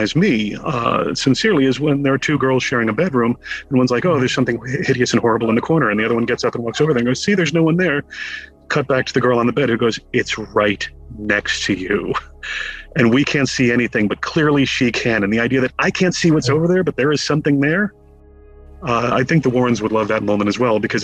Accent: Connecticut, United States; growing up in Connecticut

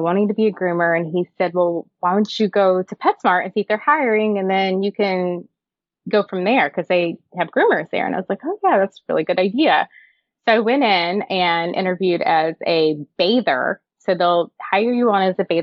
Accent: the South, United States; moved away as an adult; now in Wisconsin, United States; I grew up in the South

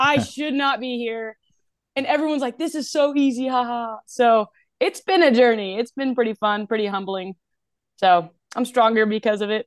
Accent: Asheville, North Carolina, United States; moved away as an adult; also born or lived in Indiana; now in Alabama, United States; I am from Asheville, North Carolina.

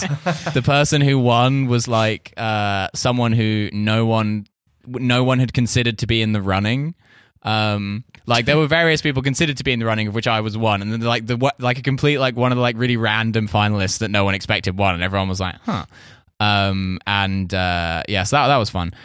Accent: United Kingdom; moved away; also born or lived in Russia; I'm British

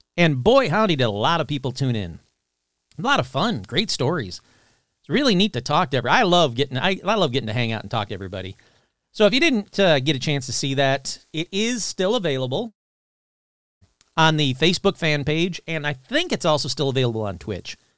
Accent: Sterling Heights, Michigan, United States; I grew up in Sterling Heights, Michigan

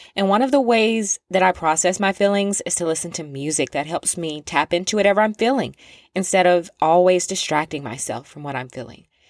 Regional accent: the South, United States; I'm from the South, and I've said this before, I grew up surrounded with the sounds of, like, Southern country rap

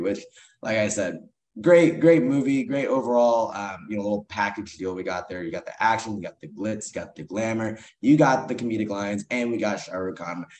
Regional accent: Kansas City, United States; the Kansas City Chiefs, my hometown team

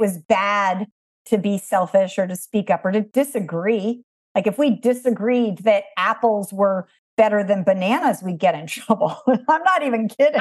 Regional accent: East Coast of the United States, United States; I was raised on the East Coast of America

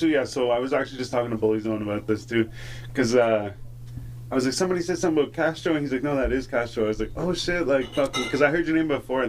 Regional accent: Renfrew, Ontario, Canada; I'm from Renfrew.

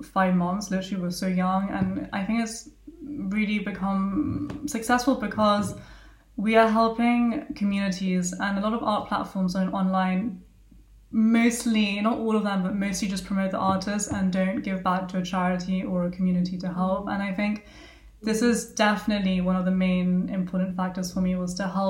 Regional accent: Argentina; I'm also from Argentina.

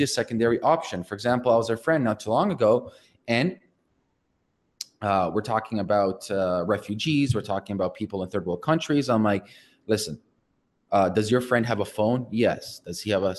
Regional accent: Canada; I'm Canadian

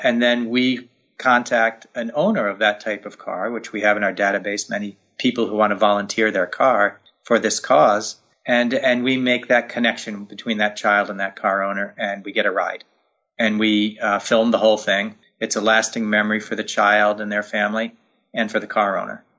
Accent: Poughkeepsie, New York, United States; my hometown in Poughkeepsie, New York

